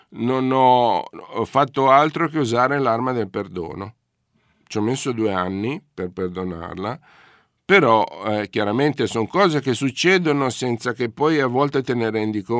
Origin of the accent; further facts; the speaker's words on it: Genoa, Liguria, Italy; sono genovese